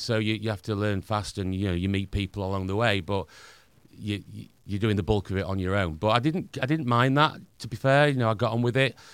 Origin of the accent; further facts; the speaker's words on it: Doncaster, Yorkshire and the Humber, United Kingdom; accent: Northern; I played a lot in my hometown, Doncaster